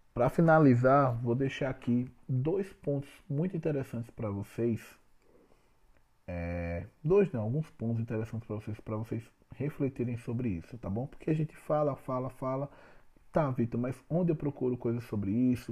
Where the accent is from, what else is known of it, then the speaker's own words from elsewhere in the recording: Alagoas, Brazil; eu sou alagoano.